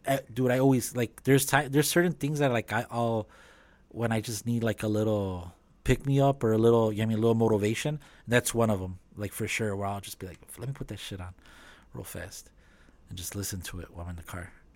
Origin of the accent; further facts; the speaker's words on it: Chicago, Illinois, United States; growing up in Chicago, living in Chicago